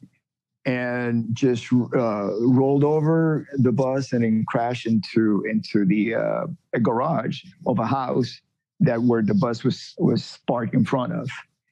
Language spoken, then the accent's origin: English; Miami, Florida, United States; moved away as an adult; also born or lived in Cuba; I was raised in Florida